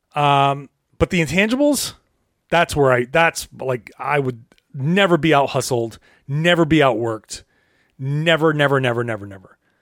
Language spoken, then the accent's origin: English; Rhode Island, United States; I grew up in Rhode Island.